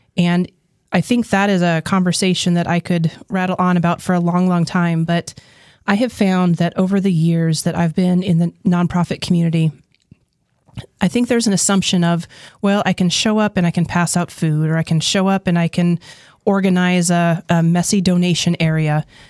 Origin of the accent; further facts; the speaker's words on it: New Mexico, United States; I was born and raised in New Mexico